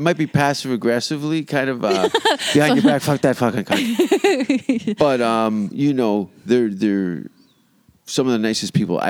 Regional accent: Hamilton, Ontario, Canada; moved away; my hometown of Hamilton.

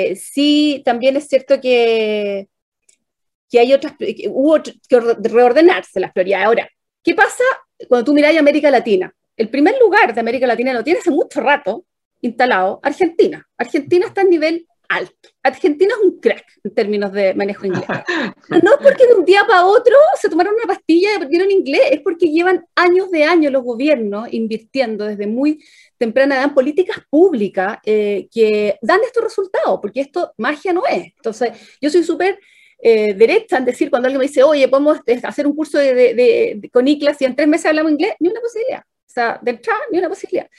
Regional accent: Chile; como chilenos

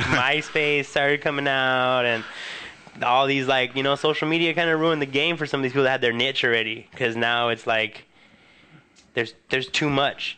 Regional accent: Huntington Park, California, United States; on Pacific Boulevard in my hometown

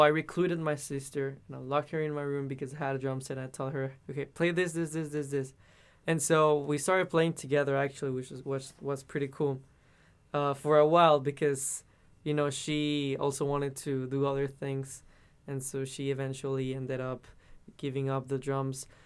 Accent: Mexico; first language Spanish; English is a second language; moved away as an adult; now in United States; in Mexico, in my hometown, it's always so so hot.

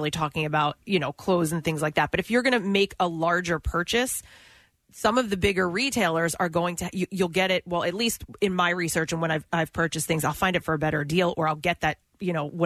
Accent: Bucks County, Pennsylvania, United States; also born or lived in Conshohocken; When I grew up in Bucks County, I was right down the street from a Walmart

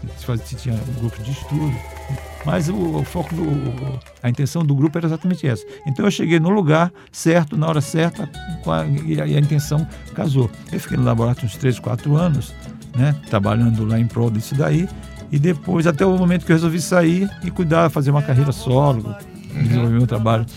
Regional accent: Cajari, Maranhão, Brazil; moved away; de Tramaúba, que é o lugar onde eu nasci, no município de Cajari

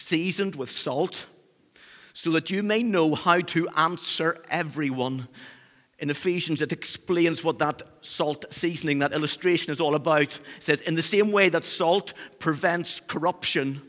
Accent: Northern Ireland, United Kingdom; accent: Northern Irish; now in Cheshire, United Kingdom; my Northern Irish roots

